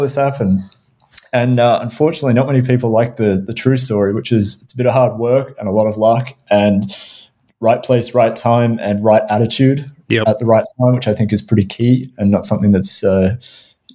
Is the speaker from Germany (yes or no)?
no; Melbourne, Victoria, Australia; moved away; also born or lived in Vancouver / Los Angeles; Melbourne, my hometown in Australia